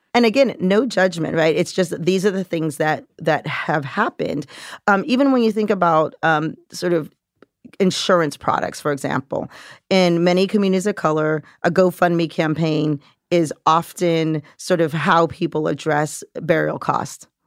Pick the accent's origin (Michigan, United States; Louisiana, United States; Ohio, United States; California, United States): California, United States; moved away as an adult; now in New York, United States; I grew up in California, very working class, middle class, never learned about money.